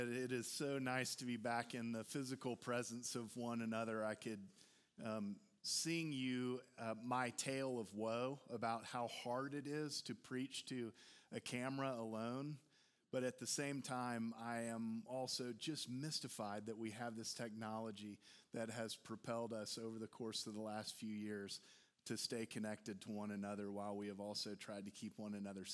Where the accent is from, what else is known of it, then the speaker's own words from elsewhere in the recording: Houston, Texas, United States; also born or lived in Austin, Texas; the experience that I had growing up in Houston and Austin in the 70s and the 80s